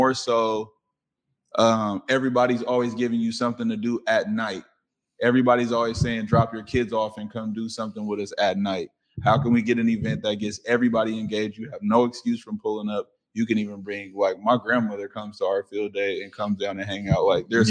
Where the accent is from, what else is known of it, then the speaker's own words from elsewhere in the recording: Seattle, Washington, United States; born and raised in Seattle